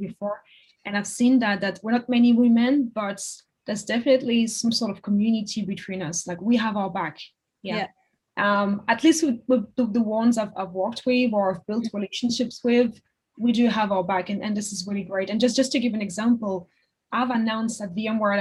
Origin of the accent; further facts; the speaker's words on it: Paris, Île-de-France, France; English is a second language; moved away as an adult; now in London, United Kingdom; I grew up in Paris, in the suburb of Paris, and I studied in Paris.